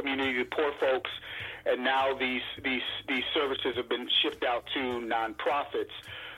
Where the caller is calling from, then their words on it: Chicago, Illinois, United States; I'm calling from Chicago.